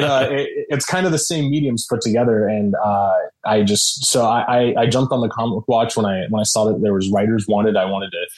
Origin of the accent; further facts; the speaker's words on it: Sacramento, California, United States; also born or lived in San Francisco, United States; now in San Diego, United States; I grew up in Sacramento, the Sacramento area